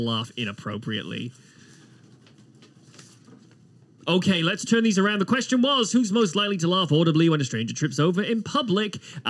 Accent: Wales, United Kingdom; I am a Welshman.

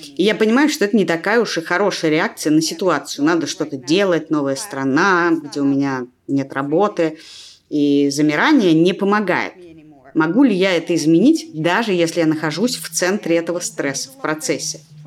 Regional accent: Russia; я родилась и выросла в России

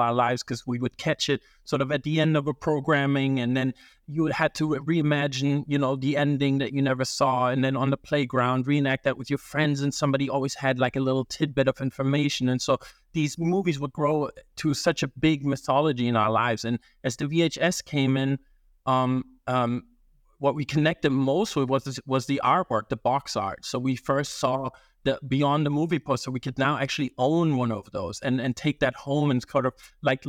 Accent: Germany; also born or lived in Italy; You know, growing up in Germany and Italy, we didn't have, sometimes it would be delayed

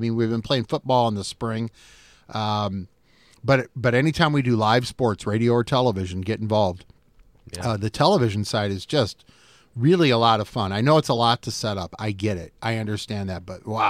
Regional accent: Davenport, Iowa, United States; I grew up in Davenport. I saw Davenport. I'm 54 years old. I saw Davenport when it was a different city, much different today than it is today.

